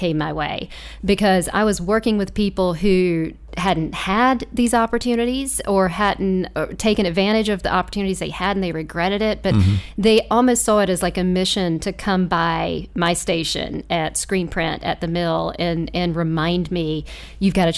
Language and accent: English; Lancaster, South Carolina, United States; I grew up in Lancaster. Both my parents are from Lancaster and their parents are from Lancaster